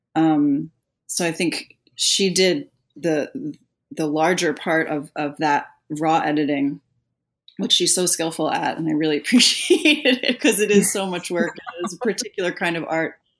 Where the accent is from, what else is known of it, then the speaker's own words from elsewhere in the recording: New Jersey, United States; moved away as an adult; also born or lived in North Carolina / Atlanta; I am from New Jersey originally